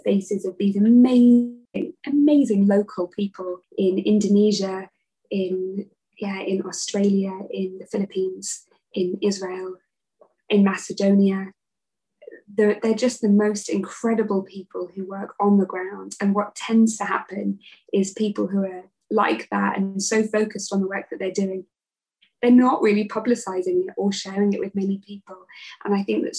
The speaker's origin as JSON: {"language": "English", "town": "Kendal", "region": "North West England", "country": "United Kingdom", "tie": "born or raised there", "said": "I come from Kendal"}